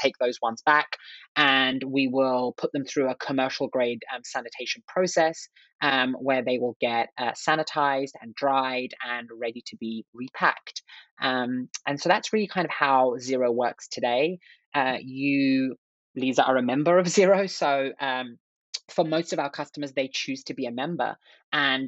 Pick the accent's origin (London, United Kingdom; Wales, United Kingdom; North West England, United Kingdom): London, United Kingdom; moved away as an adult; now in United States; I grew up in England. I'm from England, originally from London